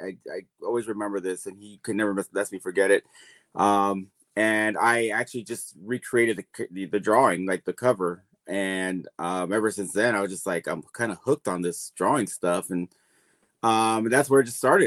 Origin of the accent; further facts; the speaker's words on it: San Diego, California, United States; I'm from San Diego, California, born and raised all my life here